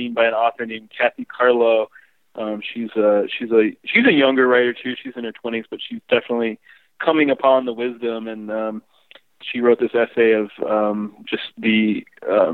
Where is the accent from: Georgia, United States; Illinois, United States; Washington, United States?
Illinois, United States; growing up in Illinois